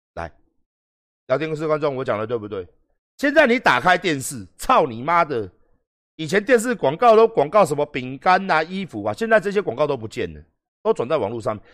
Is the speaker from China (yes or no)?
no; Taiwan; 我们台湾人